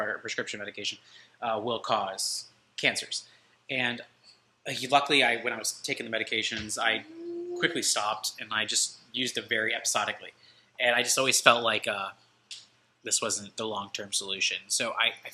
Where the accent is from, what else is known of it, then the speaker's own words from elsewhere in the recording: DeLand, Florida, United States; I'm actually from DeLand myself, and I went to high school in DeLand, Florida.